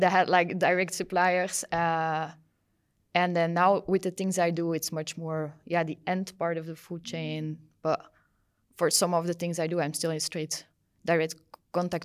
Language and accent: English; Belgium; also born or lived in Brussels / Wageningen, Netherlands; I'm from Belgium. I live in Brussels